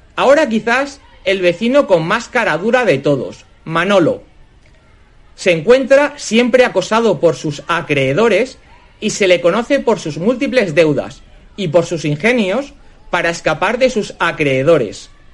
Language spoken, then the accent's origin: Spanish; Barcelona, Catalonia, Spain; moved away as an adult; a pesar de haber nacido y crecido en Barcelona, mis padres provienen del centro y del norte de España